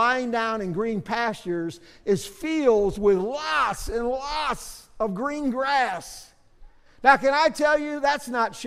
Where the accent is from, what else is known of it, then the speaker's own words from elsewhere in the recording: St. Louis, Missouri, United States; I grew up in St. Louis